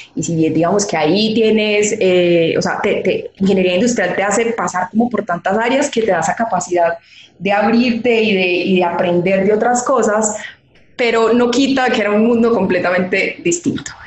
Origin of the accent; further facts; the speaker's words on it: Manizales, Caldas, Colombia; yo soy colombiana, soy nacida y criada en una ciudad de Colombia que se llama Manizales